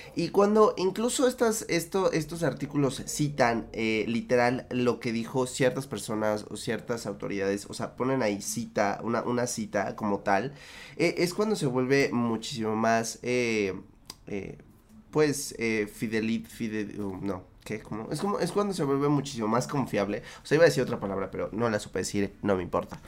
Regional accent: Mexico; en mi país

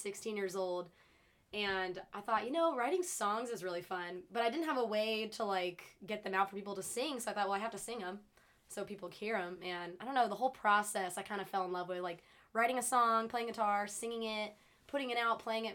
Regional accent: Corona, California, United States; moved away as an adult; now in Nashville, United States; I am from Corona, California

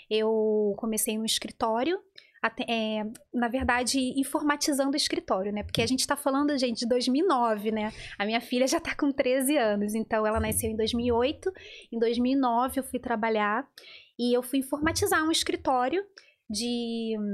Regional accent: Rio de Janeiro, Brazil; moved away; Sim, eu fui mãe adolescente, fui mãe hum. com 19 anos no Rio de Janeiro.

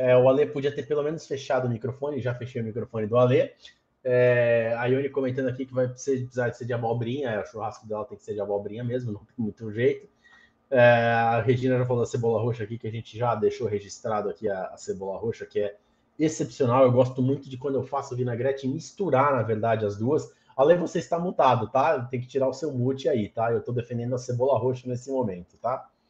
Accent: Santos, São Paulo, Brazil; Eu, eu, eu, sou de Santos

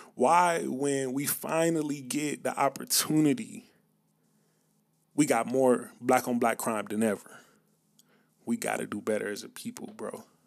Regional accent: Atlanta, Georgia, United States; growing up in the South, growing up in Atlanta, on the outskirts of Atlanta

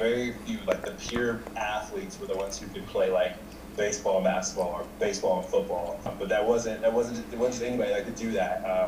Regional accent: Las Vegas, Nevada, United States; I grew up in Las Vegas

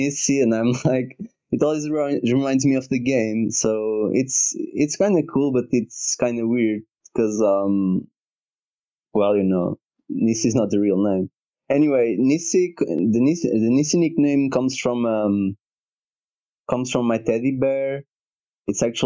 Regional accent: Portugal; I'm from Portugal, and I'm 23 at the moment

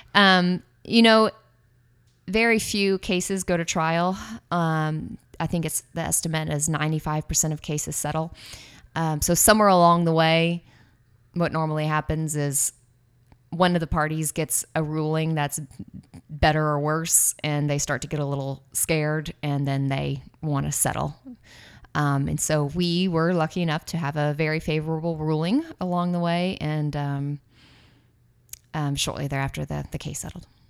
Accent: Austin, Texas, United States; moved away as an adult; now in San Francisco, United States; was born and raised in Austin, Texas. Um, I lived there with my family until I was around

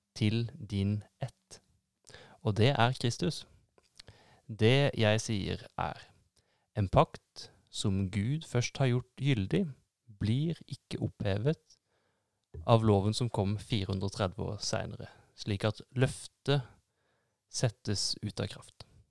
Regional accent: Norway; jeg som nordmann

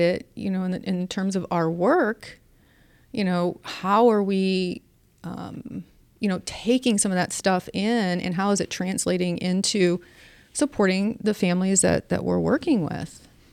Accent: St. Louis, Missouri, United States; I grew up in South Saint Louis and every neighbor knew what all of us kids were doing at all times

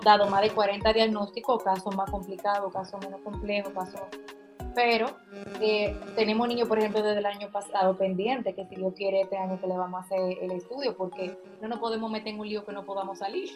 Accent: La Vega, Dominican Republic; Yo soy de La Vega

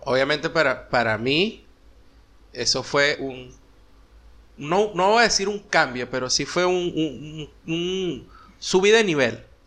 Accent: Venezuela; moved away as an adult; also born or lived in United States; cuando salimos de Venezuela y nos fuimos a, Estados Unidos

